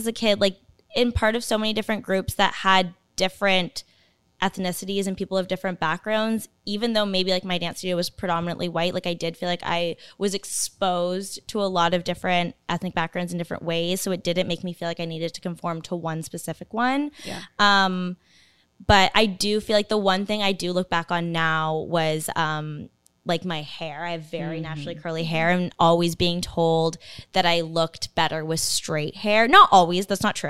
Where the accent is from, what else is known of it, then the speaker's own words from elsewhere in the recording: Canada; So the area I grew up in and my high school was like probably 90% Chinese.